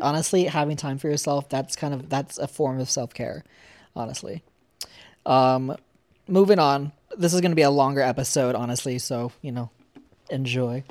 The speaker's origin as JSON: {"language": "English", "region": "Pennsylvania", "country": "United States", "tie": "born or raised there", "moved": "yes", "lives_now": "Arizona, United States", "said": "growing up in Pennsylvania"}